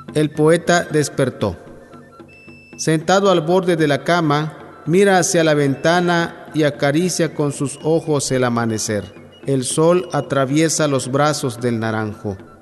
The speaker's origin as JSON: {"language": "Spanish", "town": "Tapotzingo", "region": "Tabasco", "country": "Mexico", "tie": "born or raised there", "first_language": "Yokot'an (Chontal of Tabasco)", "second_language": "Spanish", "said": "Nací el 4 de agosto de 1978 originario del poblado Tapocingo, Nacajuca, Tabasco"}